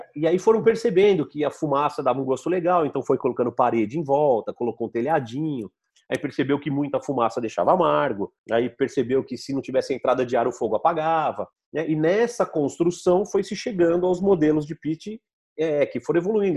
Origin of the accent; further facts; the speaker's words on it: São Carlos, São Paulo, Brazil; accent: caipira; Eu falo Arkansas mesmo, que eu sou caipira de São Carlos.